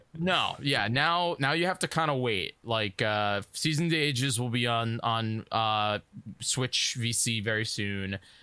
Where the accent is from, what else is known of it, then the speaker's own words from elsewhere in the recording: New York, United States; I'm from New York